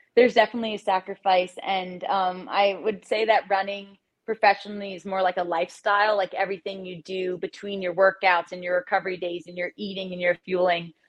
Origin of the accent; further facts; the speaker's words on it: Tenafly, New Jersey, United States; I grew up in Tenafly, New Jersey, like 15 minutes from the city